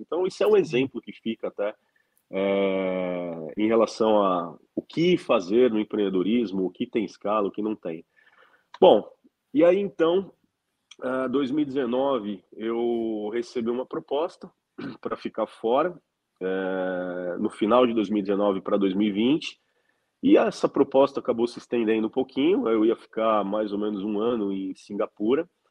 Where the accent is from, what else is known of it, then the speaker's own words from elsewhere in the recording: Brazil; also born or lived in California, United States; eu preferi morar fora do Brasil